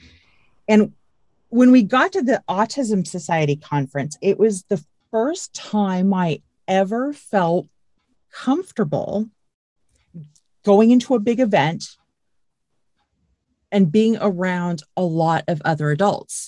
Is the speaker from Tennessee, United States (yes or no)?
no; California, United States; I grew up in California. I lived in California